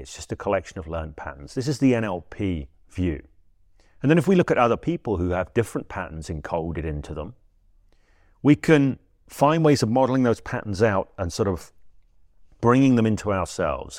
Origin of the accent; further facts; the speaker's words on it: England, United Kingdom; I'm English, I say trance